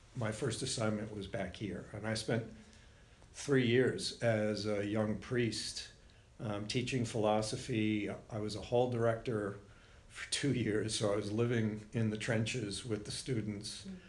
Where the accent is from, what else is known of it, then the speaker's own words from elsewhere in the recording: Warwick, Rhode Island, United States; moved away; The house that we grew up in was on Superior Street